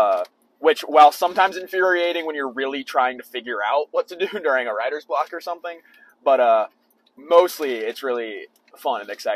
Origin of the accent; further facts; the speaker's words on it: Raleigh, North Carolina, United States; I'm from Raleigh, North Carolina.